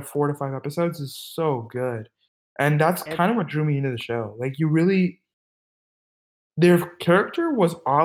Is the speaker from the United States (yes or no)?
yes; California, United States; I'm from America. I'm personally specifically, I'm from California